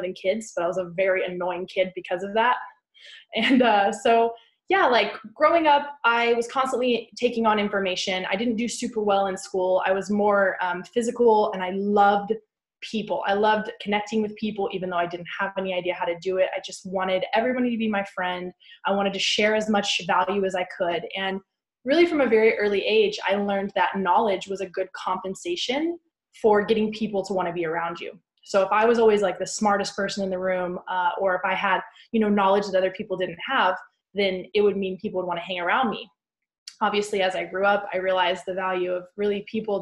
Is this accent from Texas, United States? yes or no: yes; West Texas, United States; I grew up in West Texas in a town with about 300 people in kind of the panhandle